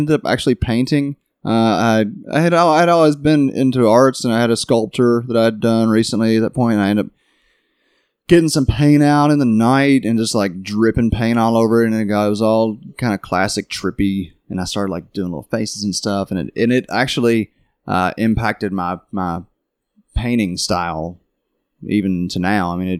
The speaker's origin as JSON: {"language": "English", "region": "Kentucky", "country": "United States", "tie": "born or raised there", "said": "growing up in Kentucky."}